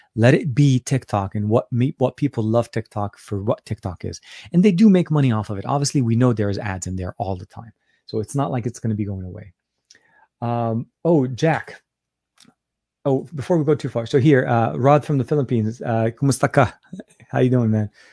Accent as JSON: {"language": "English", "town": "Beirut", "region": "Beirut Governorate", "country": "Lebanon", "tie": "born or raised there", "said": "my home country, uh, and not only that, from my home city, Beirut, Lebanon."}